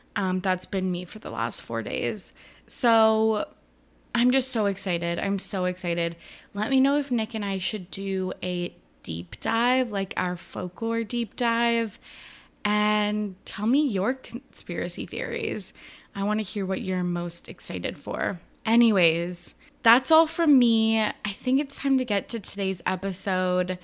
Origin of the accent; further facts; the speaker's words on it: Canada; I am Canadian